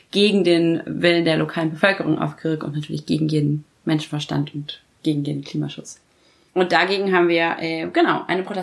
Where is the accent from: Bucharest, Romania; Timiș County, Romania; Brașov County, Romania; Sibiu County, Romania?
Bucharest, Romania; hier weißt du überhaupt, was das ist, wenn ich sage, ich komme aus Bukarest